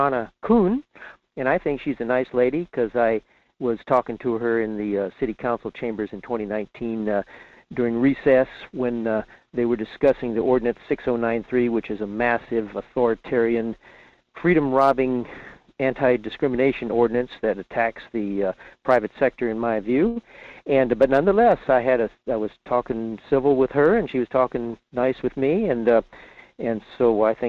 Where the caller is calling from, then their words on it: Fairbanks, Alaska, United States; in Fairbanks.